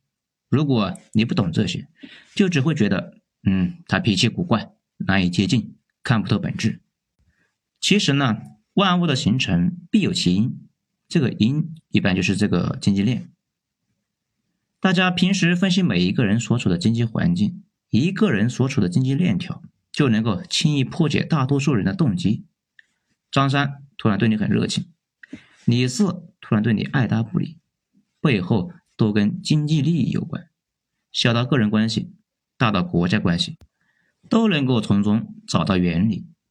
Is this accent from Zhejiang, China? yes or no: no; Hunan, China; 我老家的村子呢，都没有年轻人定居的，都搬出县城了。村子过三十年，估计就要自然死亡。湖南农村家族与族长的概念也基本是土崩瓦解